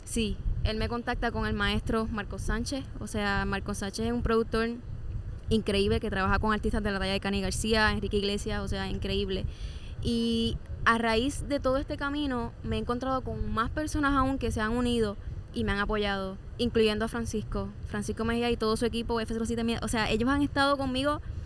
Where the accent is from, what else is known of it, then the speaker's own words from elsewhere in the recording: Corozal, Puerto Rico; yo vengo primero de Corozal